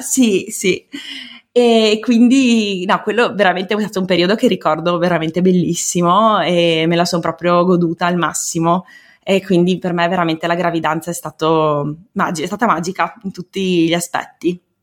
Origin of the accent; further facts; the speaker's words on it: Veneto, Italy; also born or lived in Province of Treviso; sono veneta, eh, abito in provincia di Treviso